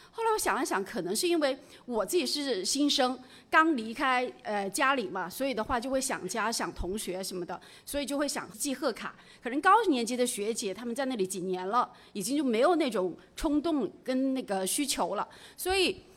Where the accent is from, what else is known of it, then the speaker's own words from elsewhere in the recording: Jiangxi, China; 我本身是出生在，呃 江西的一个很普通的家庭。然后我爸爸十岁就去世了。我，我，我曾经有一段时间家里是挺穷的